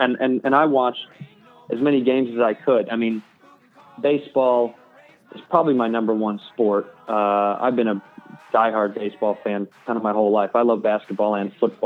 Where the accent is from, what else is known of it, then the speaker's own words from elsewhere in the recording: Chicago, Illinois, United States; I'm born and raised in Chicago, Illinois